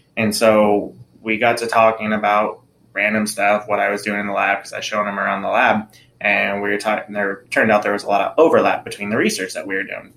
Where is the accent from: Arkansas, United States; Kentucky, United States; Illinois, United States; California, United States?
California, United States; Anaheim; moved away as an adult; also born or lived in Tennessee; growing up in Anaheim, where I did, was a pretty diverse neighborhood.